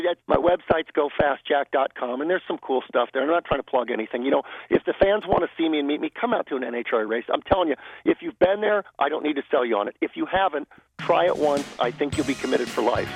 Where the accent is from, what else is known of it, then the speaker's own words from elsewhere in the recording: Los Angeles, California, United States; I grew up in the San Fernando Valley, uh, about uh, 45 miles from Pomona